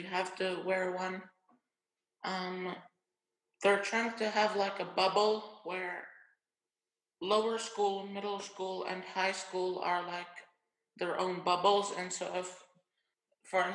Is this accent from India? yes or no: no; Finland; I'm from Finland, and I attended the same school as Aiden for 5 years. It's the International School of Helsinki.